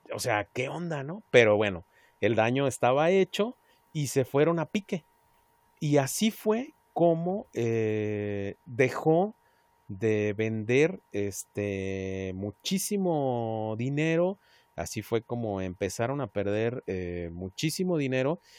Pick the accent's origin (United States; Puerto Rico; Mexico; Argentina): Mexico; Y somos más, más mexicanos que el chile jalapeño